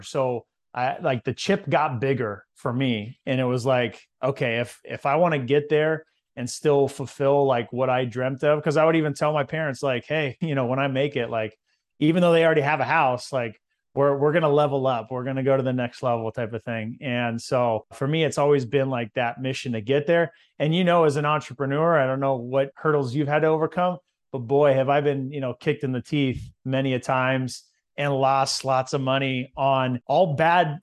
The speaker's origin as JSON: {"language": "English", "town": "Visalia", "region": "California", "country": "United States", "said": "So, I'm from California, and there's a lot of big cities there, but in central California, there's a little town called Visalia"}